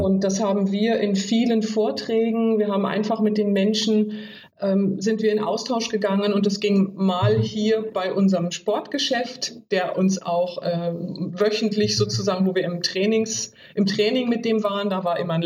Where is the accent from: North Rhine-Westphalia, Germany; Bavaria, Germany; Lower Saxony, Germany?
Lower Saxony, Germany; Oldenburg; moved away as an adult; komme aus Norddeutschland, ganz oben, mhm. Oldenburg, bin da aufgewachsen